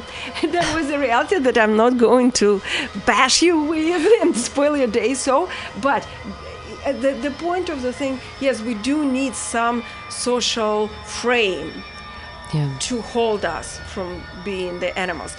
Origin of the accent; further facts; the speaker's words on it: Saint Petersburg, Russia; moved away; I come from St. Petersburg, which is a former Leningrad